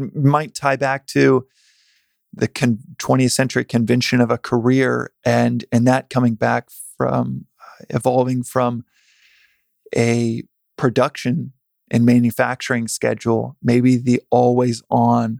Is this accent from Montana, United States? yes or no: no; Texas, United States; Growing up in Texas